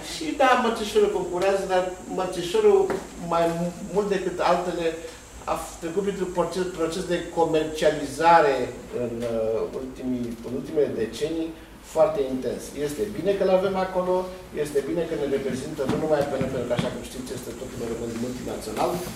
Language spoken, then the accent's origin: Romanian; Romania; pentru noi ca români